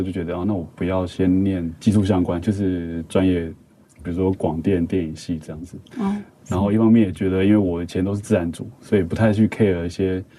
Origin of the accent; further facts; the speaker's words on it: Kaohsiung, Taiwan; moved away; also born or lived in Taipei; 我是高雄人